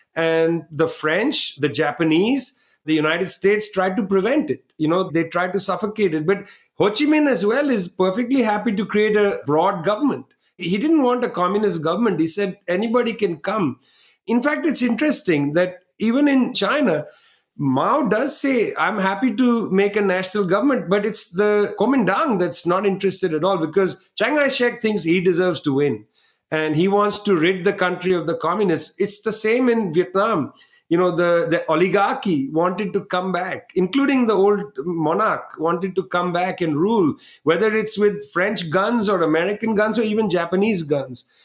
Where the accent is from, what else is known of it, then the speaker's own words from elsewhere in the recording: West Bengal, India; from Bengal, where I was born